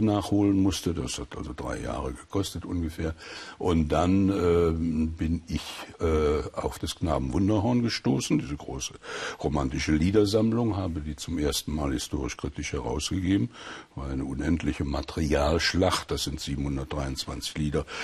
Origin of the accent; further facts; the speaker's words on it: Sauerland, North Rhine-Westphalia, Germany; bin im Krieg im Sauerland aufgewachsen bei meiner Großmutter